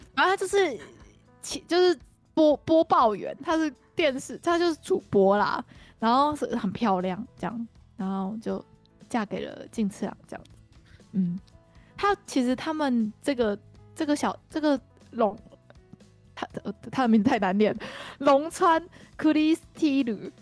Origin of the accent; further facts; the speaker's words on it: Taiwan; 我们台湾人怎么可以去 干涉日本内政